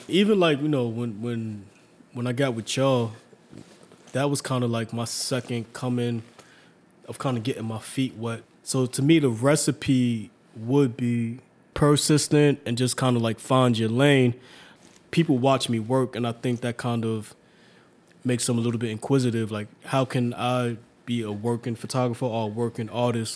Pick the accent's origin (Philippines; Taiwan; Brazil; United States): United States; New York City, New York; also born or lived in Staten Island / Hunts Point; I was born in Staten Island, but up until 1990, I lived in Harlem, and I moved to Hunts Point. But you know, I kept on coming back, and then I was always back and forth to Harlem. So it's like Harlem or Hunts Point, not Staten Island.